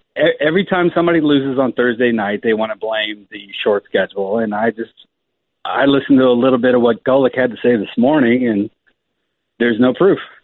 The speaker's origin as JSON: {"language": "English", "town": "San Antonio", "region": "Texas", "country": "United States", "said": "I'm actually from San Antonio, Texas"}